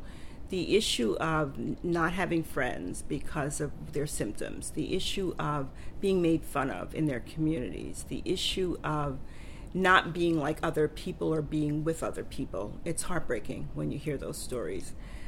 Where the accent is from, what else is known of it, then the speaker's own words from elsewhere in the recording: Panama; born there; I was born in Panama, and I've traveled to Panama